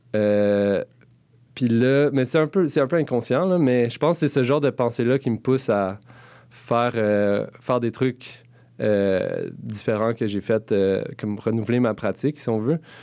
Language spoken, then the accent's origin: French; Gatineau, Quebec, Canada; moved away as an adult; now in Montreal, Canada; je viens de Gatineau. Et euh, ça fait quand même presque une dizaine d'années que je suis à Montréal.